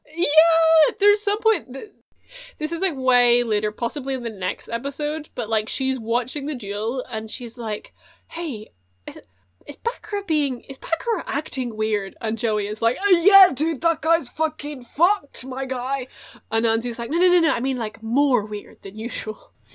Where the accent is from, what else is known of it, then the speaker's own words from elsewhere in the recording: Chicago, Illinois, United States; I am in the Chicago Firefighters because we are from Chicago.